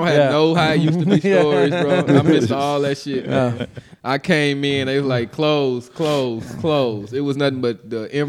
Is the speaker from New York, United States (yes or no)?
no; Maywood, Illinois, United States; also born or lived in Austin, Texas / Los Angeles; now in Houston, United States; I'm from Chicago. I'm from Maywood